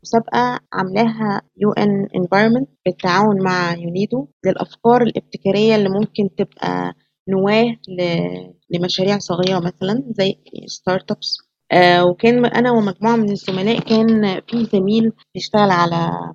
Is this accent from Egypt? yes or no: yes; Egypt; عندنا في مصر